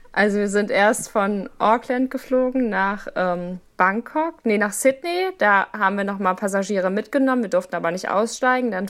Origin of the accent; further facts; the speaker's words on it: Hameln, Lower Saxony, Germany; moved away; Also ich komme eigentlich aus Hameln, das ist in der Nähe von Hannover